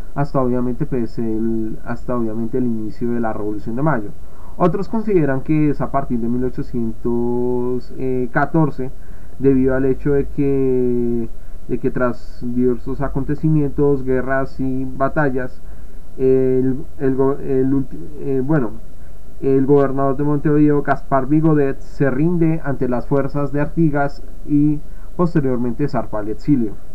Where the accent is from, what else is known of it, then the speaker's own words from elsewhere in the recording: Colombia; del caso colombiano, que es de donde yo vengo